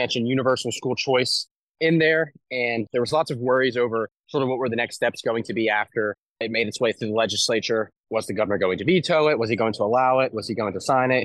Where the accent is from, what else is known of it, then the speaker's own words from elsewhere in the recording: the South, United States; I'm extremely excited as a Southerner.